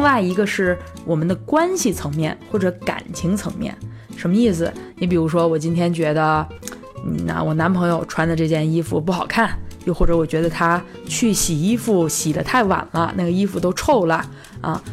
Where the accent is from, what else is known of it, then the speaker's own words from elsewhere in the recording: China; 我们中国人